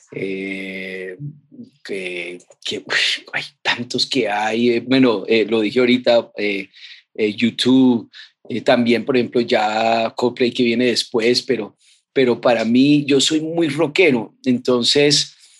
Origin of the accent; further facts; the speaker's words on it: Colombia; Nosotros aquí en Colombia